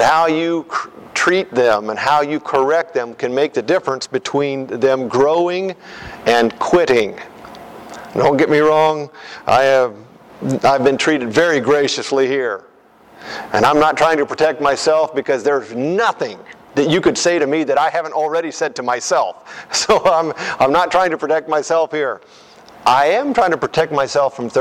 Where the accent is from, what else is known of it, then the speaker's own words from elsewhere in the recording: United States; As a kid growing up in the United States, rural America